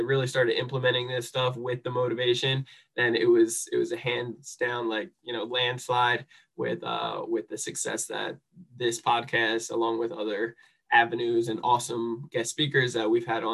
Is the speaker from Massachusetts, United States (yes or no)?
no; New Jersey, United States; I'm a misfit from New Jersey, and just grew up a screw up